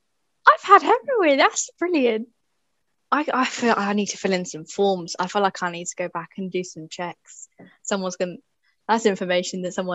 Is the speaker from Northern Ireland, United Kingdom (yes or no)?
no; Dorset, South West England, United Kingdom; I'm from Dorset